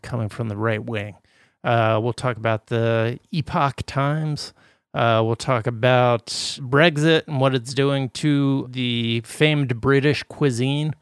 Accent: Midwest, United States; moved away; also born or lived in East Coast; I grew up in the Midwest

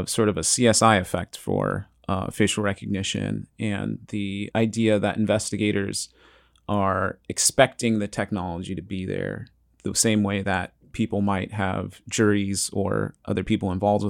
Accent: California, United States; I feel like that's not part of my regional dialect because I'm from California.

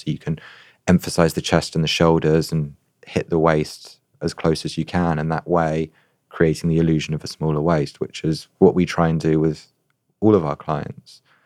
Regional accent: United Kingdom; as a Brit

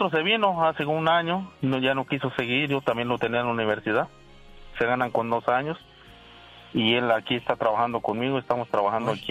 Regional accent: Michoacán, Mexico; moved away as an adult; Yo este, soy michoacano.

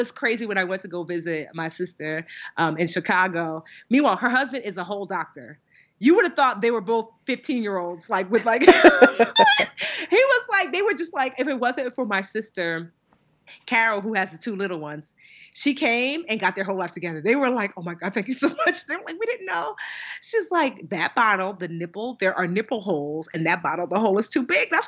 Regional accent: Nigeria; as much as a Nigerian child can be a troublemaker because you know there's only but so much that your parents will allow

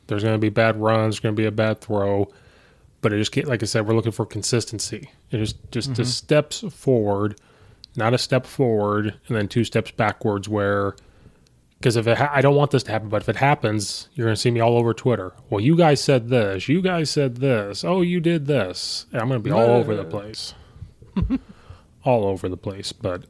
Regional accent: Central Illinois, United States; I'm from Central Illinois.

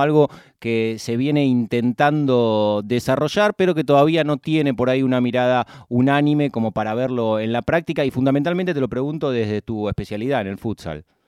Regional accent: Argentina; compartí mi infancia en el Club Bristol

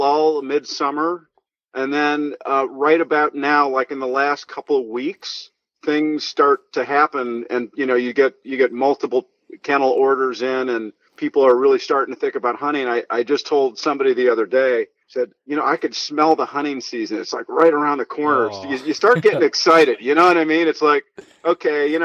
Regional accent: Northern Illinois, United States; I grew up in Illinois, Northern Illinois

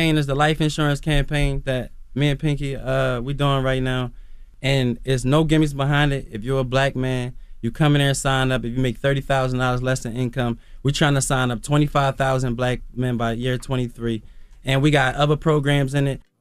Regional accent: Philadelphia, Pennsylvania, United States; now in Atlanta, United States; I come from West Philly

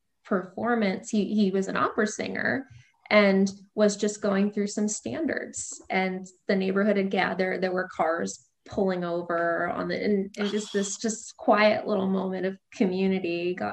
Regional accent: St. Louis, Missouri, United States; also born or lived in Maryland; So I was very technically born in the suburbs of DC, like over on the Maryland side, but as far as my memory goes, I grew up in St. Louis. My family had lived there since I was about 3.

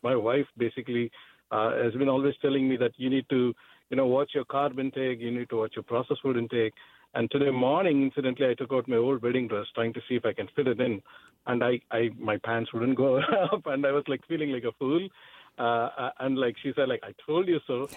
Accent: India; moved away as an adult; I'm from India

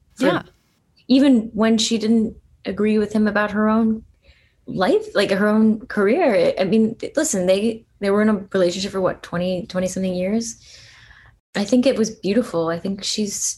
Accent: Allentown, Pennsylvania, United States; I'm not a New Yorker, but I grew up in Allentown, pretty, you know, working class place

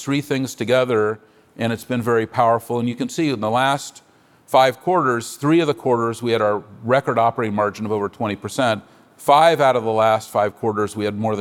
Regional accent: San Francisco, California, United States; I'm a native San Franciscan. I was born on Divisadero Street.

